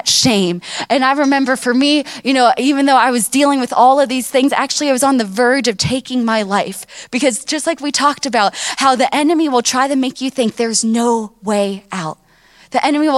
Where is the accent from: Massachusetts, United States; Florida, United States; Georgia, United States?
Florida, United States; Miami; I grew up down in Miami where my grandparents and my parents, they have, you know, a wonderful church down there